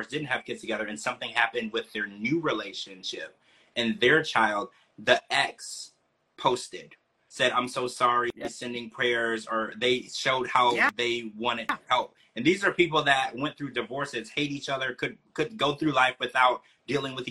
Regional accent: Louisiana, United States; I grew up in Louisiana

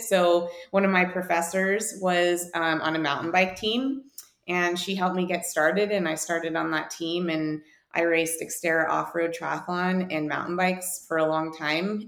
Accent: Whitefish, Montana, United States; moved away as an adult; also born or lived in San Diego; I'm actually from Whitefish, Montana, which is something not a lot of people can say. And uh, growing up here

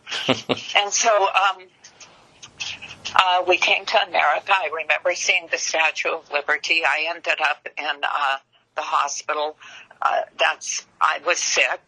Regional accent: Los Angeles, California, United States; English is a second language; also born or lived in Germany / Lowell, Massachusetts; I was born in Germany, but I was raised in Hollywood.

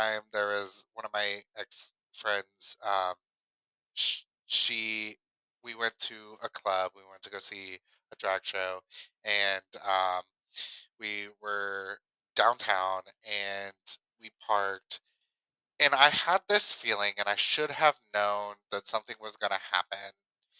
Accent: Ohio, United States; moved away as an adult; now in Kentucky, United States; I grew up in Ohio

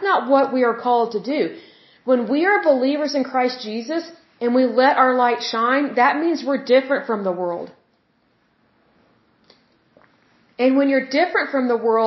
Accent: Oklahoma, United States; excuse my accent. Sometimes it comes out when I'm speaking, because I'm from Oklahoma.

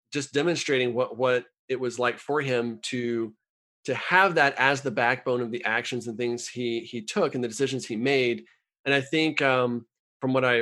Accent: United States; as an American

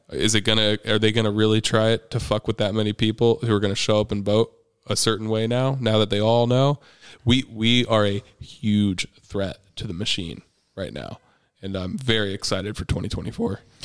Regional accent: Midwest, United States; moved away; I'm from the Midwest. I came from a small ass town where we were always grilling meat over coals

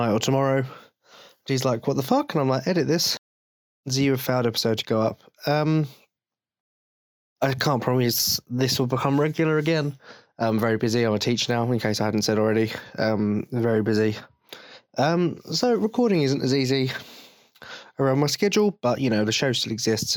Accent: England, United Kingdom; I'm English

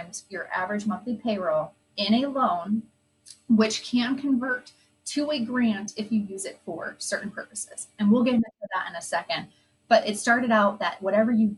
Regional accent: Midwest, United States; we're from the Midwest

